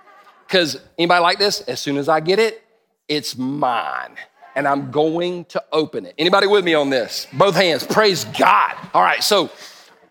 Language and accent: English; United States; I'm stupid American